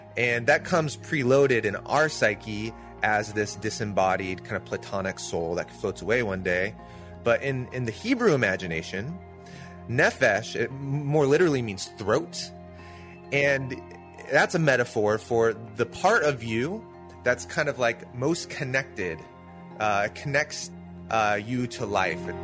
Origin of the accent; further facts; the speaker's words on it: Pacific Northwest, United States; I grew up here in the Pacific Northwest.